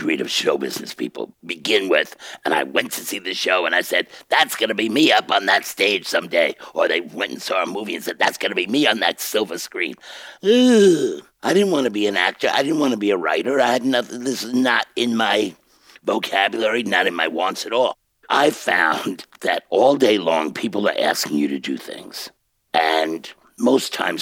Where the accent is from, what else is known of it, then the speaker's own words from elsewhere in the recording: New York City, New York, United States; I'm a kid from Bensonhurst.